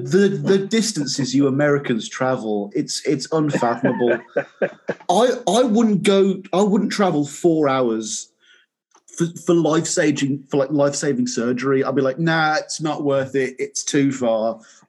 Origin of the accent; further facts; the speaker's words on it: Birmingham, West Midlands, United Kingdom; if he plays in the UK. Because he never comes to my hometown.